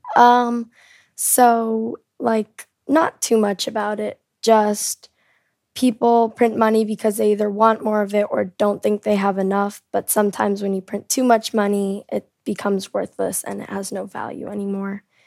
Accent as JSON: {"language": "English", "country": "South Korea", "tie": "born or raised there", "also_born_or_lived": "California, United States", "said": "I'm from America. I was born in California, but I lived most of my life in South Korea."}